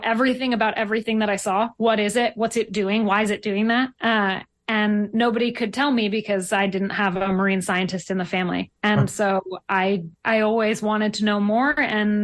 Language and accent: English; Highland Park, New Jersey, United States; I grew up in Highland Park, New Jersey, which is not very close to the ocean.